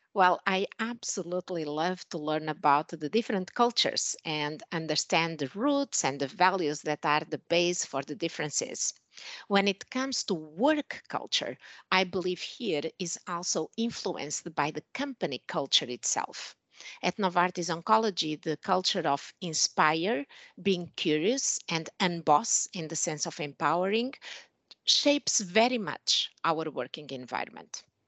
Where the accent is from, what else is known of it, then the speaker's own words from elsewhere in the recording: Portugal; moved away as an adult; also born or lived in Switzerland / Germany / Spain / United States; now in Shanghai, China; I'm originally from Portugal